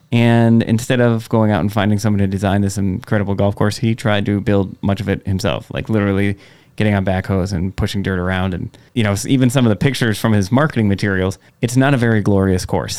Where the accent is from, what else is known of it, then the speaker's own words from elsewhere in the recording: Egg Harbor, Wisconsin, United States; growing up in Egg Harbor, there were two video stores in Door County.